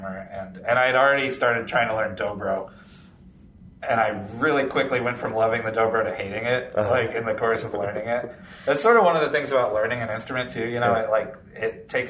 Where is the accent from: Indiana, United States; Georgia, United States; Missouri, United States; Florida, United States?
Florida, United States; I grew up in Florida.